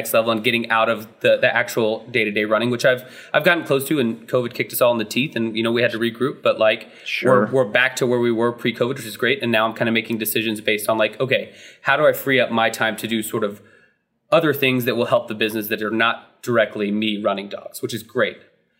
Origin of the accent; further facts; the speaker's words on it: Texas, United States; moved away as an adult; also born or lived in Dallas, Texas; now in Washington, D.C., United States; Yeah, I am in D.C. now. So from Texas originally, but I've been here in D.C. since 2013.